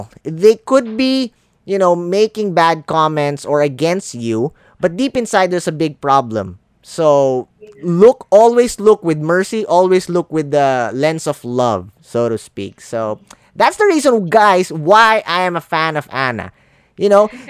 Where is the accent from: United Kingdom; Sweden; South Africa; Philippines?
Philippines; English is a second language; I'm a Filipino. English not my first language.